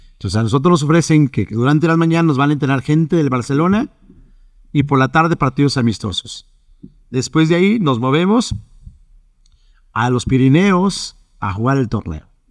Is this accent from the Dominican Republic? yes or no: no; Mexico; como mexicanos tenemos esa parte